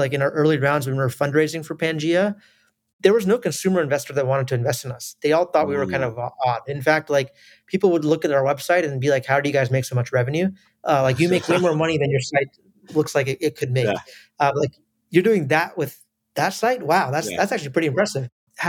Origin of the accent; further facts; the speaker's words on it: United States; born there; I was born in the US, but I have family in India, Southeast Asia, the Middle East, a little bit in Europe, and some in America as well.